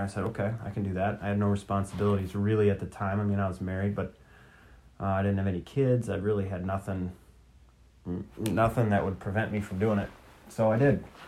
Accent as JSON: {"language": "English", "region": "Minnesota", "country": "United States", "moved": "yes", "said": "I'm from Minnesota. I'm a Twins fan"}